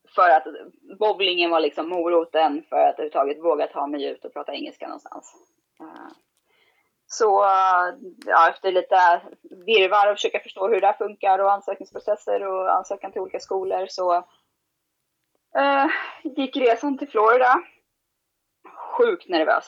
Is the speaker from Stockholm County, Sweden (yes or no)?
yes; Sundbyberg, Stockholm County, Sweden; jag är uppvuxen i Sundbyberg